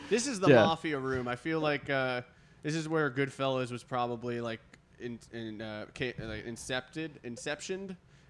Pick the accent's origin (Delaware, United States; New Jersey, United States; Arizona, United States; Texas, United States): New Jersey, United States; now in Maryland, United States; I'm from Jersey